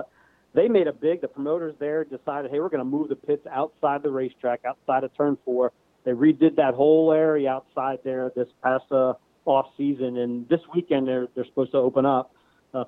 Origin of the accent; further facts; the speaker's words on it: New Jersey, United States; now in Pennsylvania, United States; I lost a lot of tracks that I went to as a kid growing up and stuff in this area. I mean, I guess because I was from New Jersey